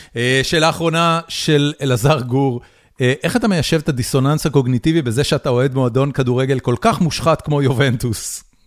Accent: Haifa, Haifa District, Israel; moved away as an adult; also born or lived in Tel Aviv; גדלתי בחיפה

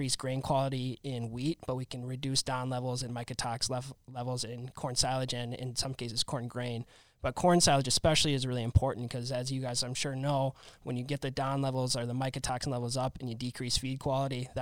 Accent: Minnesota, United States; now in Wisconsin, United States; I'm from Minnesota here

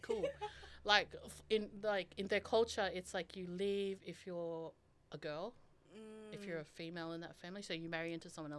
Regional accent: Queensland, Australia; now in Sydney, Australia; I was born on Yuggera country, which extends from Logan City, Brisbane to Ipswich, located in Queensland.

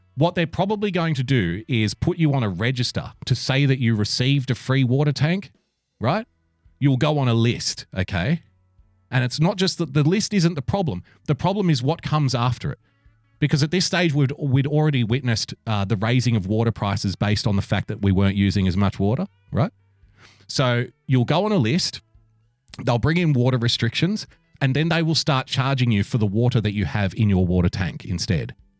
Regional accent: Sydney, New South Wales, Australia; also born or lived in a country town; I was born in a country town, but I was raised in Sydney. And I moved to Sydney at a very young age

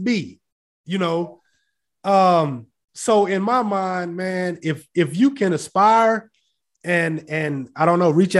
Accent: Fort Worth, Texas, United States; I grew up in Fort Worth

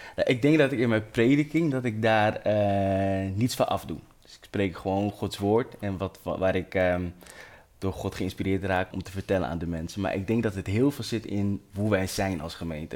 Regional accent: Amsterdam, North Holland, Netherlands; Ik ben opgegroeid in Amsterdam Zuidoost, de Belmer

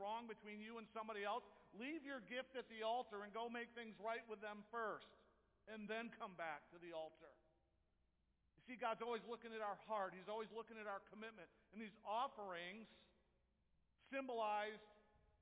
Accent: Jenison, Michigan, United States; I grew up in Jenison

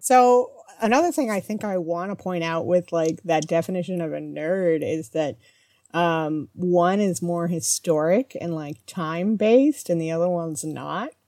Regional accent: Midwest, United States; moved away as an adult; also born or lived in Canada / Toronto / United Kingdom; I grew up in the Midwest and have spent most of my adult life between Canada, the majority of my adult life in Canada

